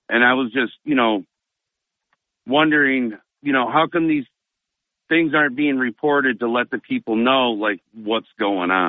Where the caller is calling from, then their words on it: Endwell, New York, United States; Tom from Enwell.